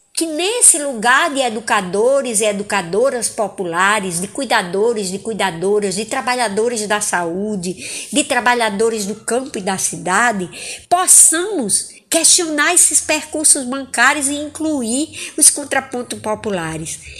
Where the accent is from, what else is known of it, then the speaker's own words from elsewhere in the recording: Angicos, Rio Grande do Norte, Brazil; now in Fortaleza, Brazil; Angicos, no Rio Grande do Norte, terra em que nasci